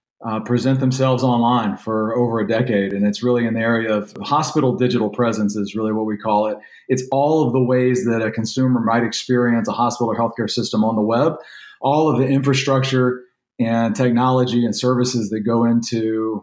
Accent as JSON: {"language": "English", "region": "Louisiana", "country": "United States", "tie": "born there", "lives_now": "Texas, United States", "said": "I was born over the border in Louisiana, so it's hard for me to accept sometimes that my daughters are both Texans"}